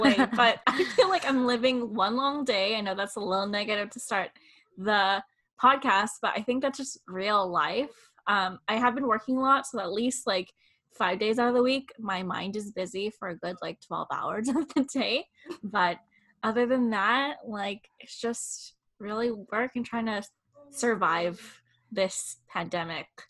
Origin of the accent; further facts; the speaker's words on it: Philippines; we are Filipino and in Eastern culture